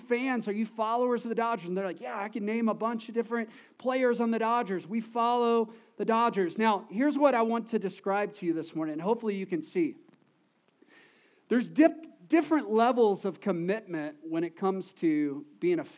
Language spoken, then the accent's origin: English; Texas, United States; We're from Texas